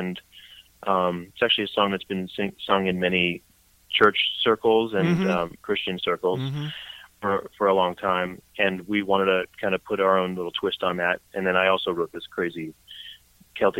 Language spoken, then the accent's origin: English; Brooklyn, New York, United States; moved away as an adult; now in North Jersey, United States; as a kid growing up in Brooklyn, you could picture a little Jewish kid with curly wavy hair from Brooklyn with glasses.